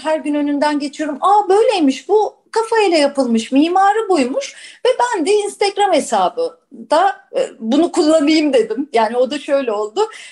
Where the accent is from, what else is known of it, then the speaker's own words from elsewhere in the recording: Istanbul, Turkey; 3-4 kuşak İstanbullu olmak, Bakırköylü olmak, onun tarihini araştırmak, alem de öyledir mesela benim. Ya şurada doğduk, şurada büyüdük